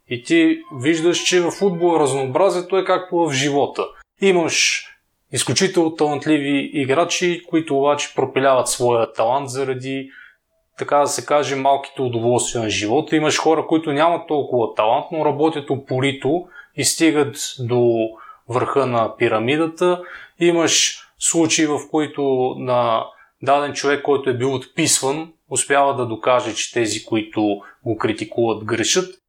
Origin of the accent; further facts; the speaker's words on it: Bulgaria; also born or lived in Zagreb, Croatia; съм българин